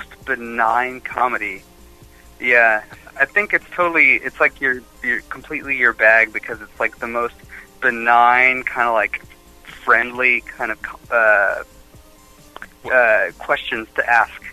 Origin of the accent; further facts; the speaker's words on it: Yakima, Washington, United States; now in Los Angeles, United States; I'm from Yakimi, ah. Yakima